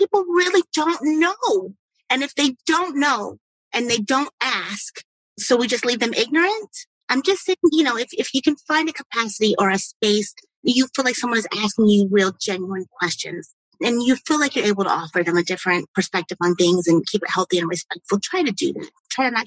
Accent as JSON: {"language": "English", "country": "United States", "said": "we as Americans"}